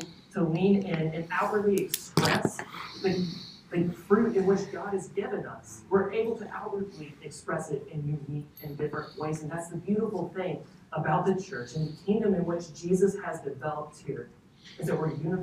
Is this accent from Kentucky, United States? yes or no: yes; Kentucky, United States; now in Texas, United States; I come from Kentucky